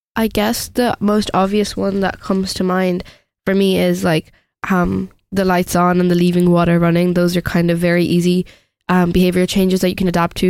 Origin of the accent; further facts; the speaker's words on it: India; moved away; being from India, saying that I'm only gonna visit my home country every eight years